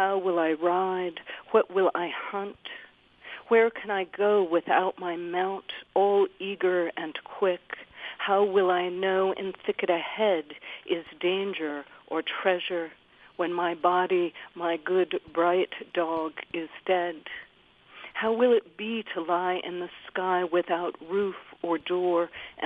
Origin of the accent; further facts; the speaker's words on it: Utah, United States; I was born and raised in Utah myself